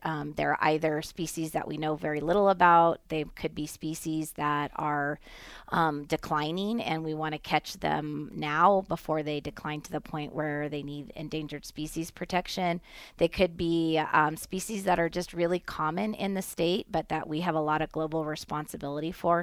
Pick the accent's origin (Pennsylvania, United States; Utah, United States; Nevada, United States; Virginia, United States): Nevada, United States; as Nevadans, as well as, you know, citizens of our country